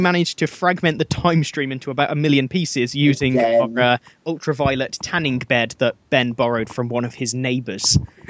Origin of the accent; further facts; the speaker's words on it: Birmingham, West Midlands, United Kingdom; moved away as an adult; also born or lived in Nottingham; now in Worcester, United Kingdom; I was born in Nottingham, which was the gun crime capital, and then it swapped to Birmingham, where I grew up